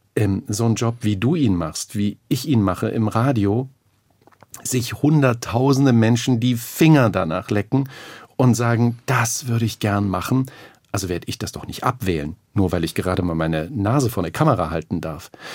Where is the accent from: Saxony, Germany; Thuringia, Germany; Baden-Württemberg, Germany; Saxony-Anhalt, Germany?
Thuringia, Germany; Aufgewachsen in Thüringen, ganz normale Verhältnisse